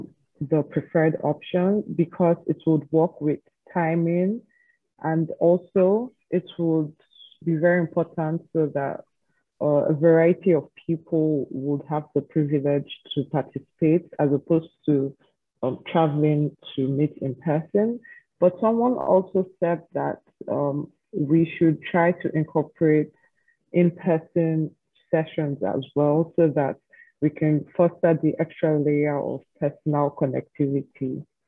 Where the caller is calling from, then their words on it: Nigeria; I'm speaking from Nigeria.